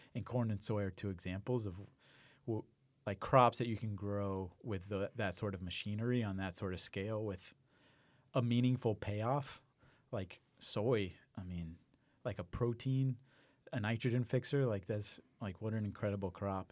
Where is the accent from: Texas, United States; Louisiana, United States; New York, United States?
Texas, United States; Houston; also born or lived in Iowa / Maine; I grew up in Houston